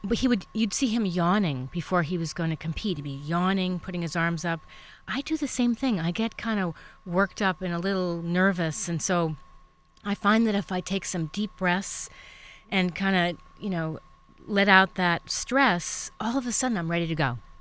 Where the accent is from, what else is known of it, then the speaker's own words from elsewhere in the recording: East Coast, United States; now in California, United States; I'm from the East Coast, but living here in California